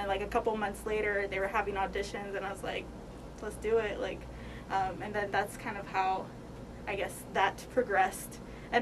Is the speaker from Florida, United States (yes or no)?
no; Rogers, Arkansas, United States; I am originally from Rogers, Arkansas. I've lived here my whole life